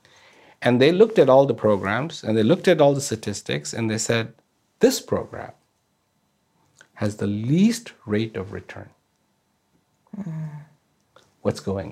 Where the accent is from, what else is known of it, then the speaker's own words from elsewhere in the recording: India; now in Australia; I was born in India